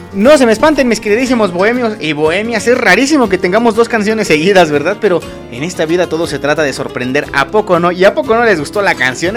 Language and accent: Spanish; Acambay, State of Mexico, Mexico; also born or lived in Toluca; los que somos de aquí de Acambay